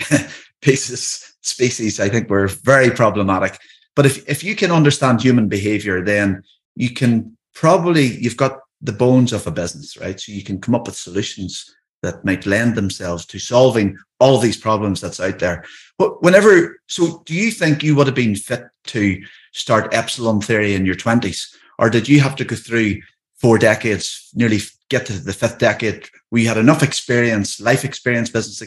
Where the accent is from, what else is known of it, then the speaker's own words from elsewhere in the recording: Northern Ireland, United Kingdom; I live in Ireland. I live in the north of Ireland, but I'm Irish